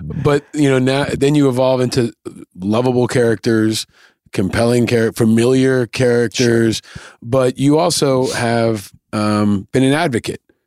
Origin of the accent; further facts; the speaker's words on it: New York, United States; I grew up in New York, but I would go to the Jersey Shore.